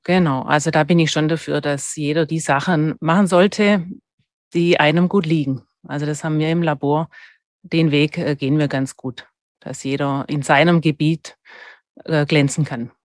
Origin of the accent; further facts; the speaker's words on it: Stuttgart, Baden-Württemberg, Germany; accent: Swabian; moved away as an adult; also born or lived in Freiburg; now in Vorarlberg, Austria; Also ich habe in, in Stuttgart bin ich aufgewachsen, was man immer noch hört